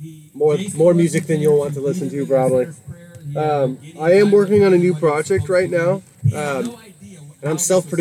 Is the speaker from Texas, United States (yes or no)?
yes; Texas, United States; moved away; I'm from Texas originally